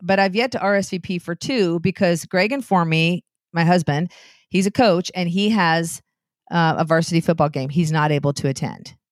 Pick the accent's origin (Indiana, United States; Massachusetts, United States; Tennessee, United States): Indiana, United States; Anderson; Anderson, where I lived, my hometown